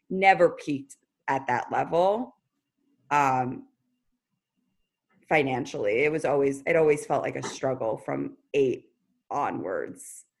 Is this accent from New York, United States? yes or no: yes; New York City, New York, United States; I was from the Upper East Side of Manhattan. I was raised by a single parent